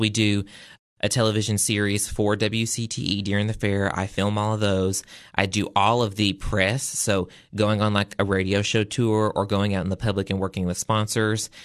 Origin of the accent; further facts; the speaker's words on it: the South, United States; I'm from the South